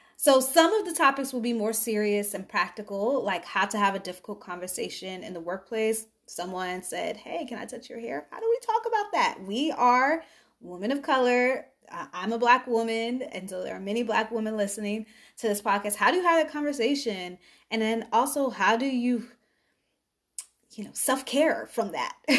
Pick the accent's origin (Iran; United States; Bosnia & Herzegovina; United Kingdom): United States; Chicago, Illinois; I'm from Chicago. Grew up in the South Suburbs